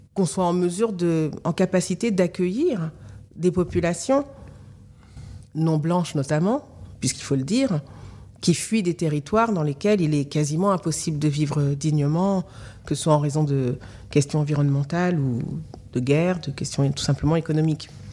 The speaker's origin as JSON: {"language": "French", "country": "France", "tie": "born or raised there", "also_born_or_lived": "Mali", "said": "je n'ai pas grandi là-bas, que j'ai grandi en France"}